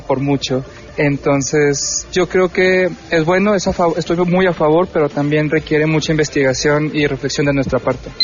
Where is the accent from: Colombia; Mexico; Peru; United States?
Mexico; como mexicanos